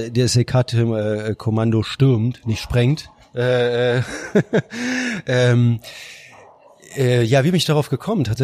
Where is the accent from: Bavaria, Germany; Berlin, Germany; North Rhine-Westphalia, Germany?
Berlin, Germany; born there; also born or lived in Ludwigsburg; wir sind halt beide geborene Berliner und nachdem ich fünf Jahre im, äh, in, in Ludwigsburg studiert hatte, bin ich halt auch wiedergekommen